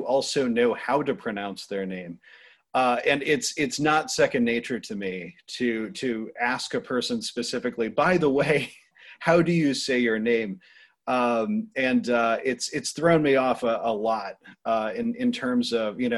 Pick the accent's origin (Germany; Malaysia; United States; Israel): United States; Cornwall, Vermont; also born or lived in Pittsburgh / Boston; now in Rhode Island, United States; I grew up in Vermont, which is already an offbeat place